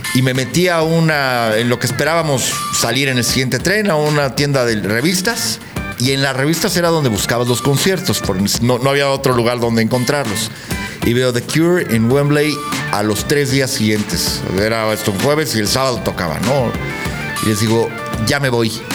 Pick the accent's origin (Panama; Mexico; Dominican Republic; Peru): Mexico; nos hace sentir como mexicanos